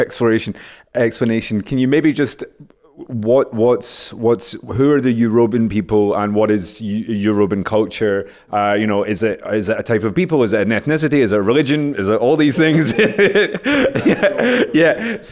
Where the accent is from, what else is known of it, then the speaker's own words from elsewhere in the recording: Scotland, United Kingdom; I'm from Scotland